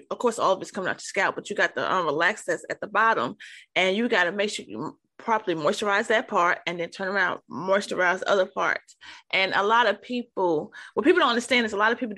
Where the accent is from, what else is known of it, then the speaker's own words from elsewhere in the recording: New York City, New York, United States; I'm originally from New York, okay? Harlem